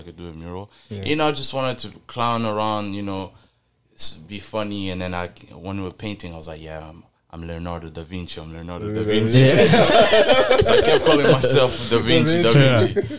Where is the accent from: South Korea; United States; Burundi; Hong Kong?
Burundi; now in Toronto, Canada; I'm from Burundi.